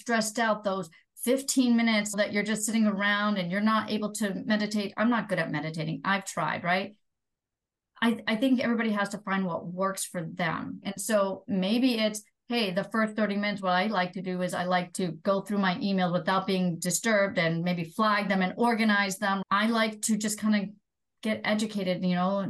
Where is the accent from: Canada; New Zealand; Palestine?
Palestine; now in United States; being an immigrant. So here, you know, I'm just not seen as an American. Oddly enough, when I go back to Palestine, I'm seen as an American